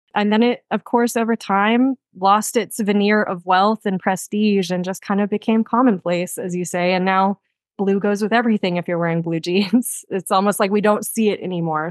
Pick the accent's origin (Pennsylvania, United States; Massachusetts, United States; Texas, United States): Texas, United States; born or raised there; moved away